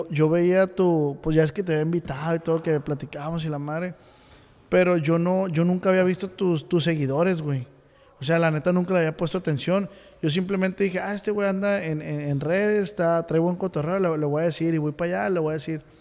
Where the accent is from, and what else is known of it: Culiacán, Sinaloa, Mexico